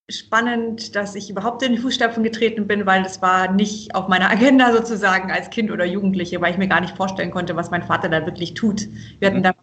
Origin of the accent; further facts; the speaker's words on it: Obereisenbach, Baden-Württemberg, Germany; Denn wir sind hier eben aufgewachsen in Oberschwaben, meine, also meine Kinder, meine Schwestern und ich, äh, in einem kleinen Dorf, also Obereisenbach bei Tettnang hier ist eher Landwirtschaft